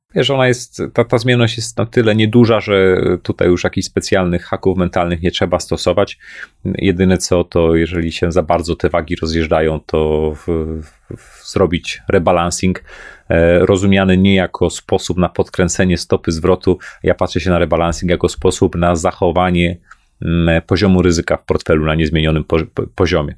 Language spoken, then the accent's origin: Polish; Poland; Pochodzę z Polski, zarabiam w złotówkach